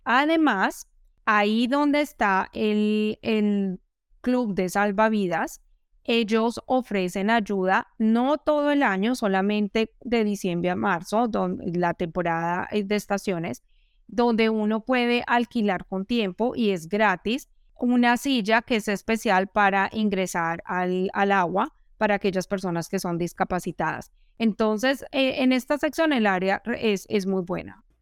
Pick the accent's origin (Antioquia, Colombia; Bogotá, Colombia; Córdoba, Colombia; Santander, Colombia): Bogotá, Colombia; moved away as an adult; now in Melbourne, Australia; Yo vengo de la capital de Colombia, de Bogotá